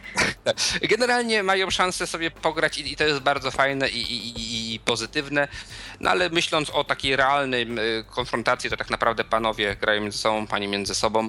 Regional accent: Bydgoszcz, Kuyavian-Pomeranian Voivodeship, Poland; u nas w Bydgoszczy

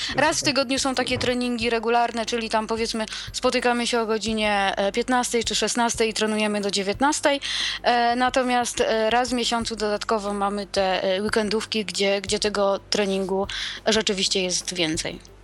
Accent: Przemyśl, Subcarpathian Voivodeship, Poland; u nas w Przemyślu

